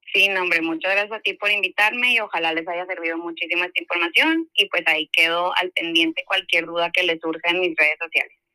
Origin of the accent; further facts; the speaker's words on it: Monterrey, Nuevo León, Mexico; Yo soy de Monterrey